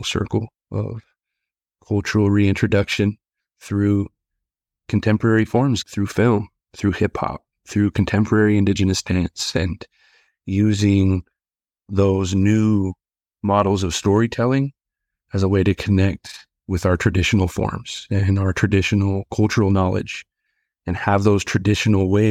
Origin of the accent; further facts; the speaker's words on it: Colville Reservation area, Washington, United States; also born or lived in Spokane, Washington; I was born in Spokane, Washington, close to our reservation, but lived all of my life, like in Republic, Inchilim, Coulee Dam, Nespelem